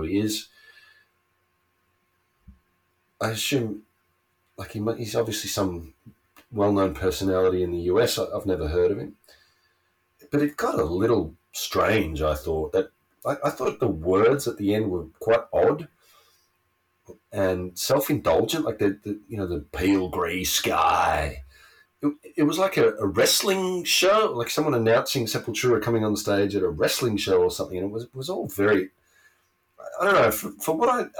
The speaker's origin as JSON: {"language": "English", "country": "Australia", "tie": "born or raised there"}